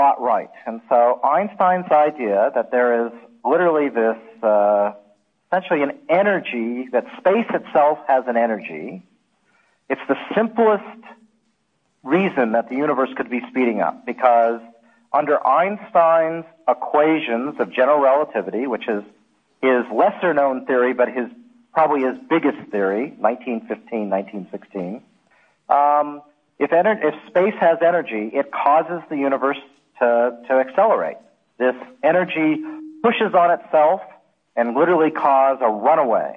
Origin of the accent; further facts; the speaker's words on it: Alaska, United States; moved away; I grew up in Alaska